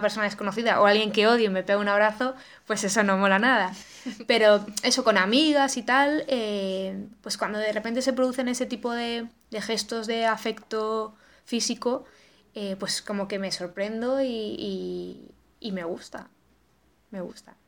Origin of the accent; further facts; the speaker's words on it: Cantabria, Spain; yo soy de Cantabria